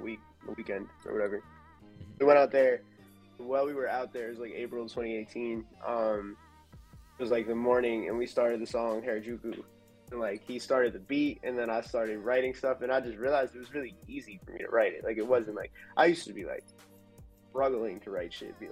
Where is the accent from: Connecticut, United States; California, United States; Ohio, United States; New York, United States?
New York, United States; also born or lived in Philadelphia; I'm from New York originally